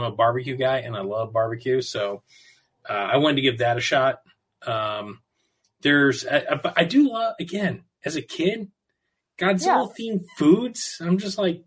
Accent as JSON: {"language": "English", "region": "Southern California", "country": "United States", "tie": "born or raised there", "said": "I'm born and raised in California, Southern California"}